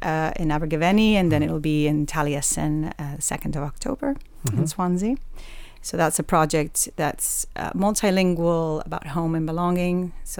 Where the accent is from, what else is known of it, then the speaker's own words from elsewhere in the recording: Puerto Rico; now in Wales, United Kingdom; So I am originally from Puerto Rico in the Caribbean